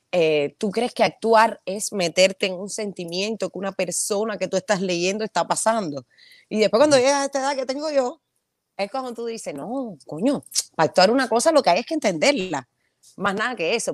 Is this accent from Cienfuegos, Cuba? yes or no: no; Havana, Cuba; moved away as an adult; es Santa Fe, el lugar donde yo nací, me crié